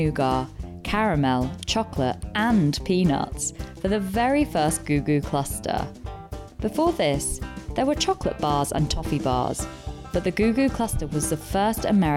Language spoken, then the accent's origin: English; United Kingdom; we are British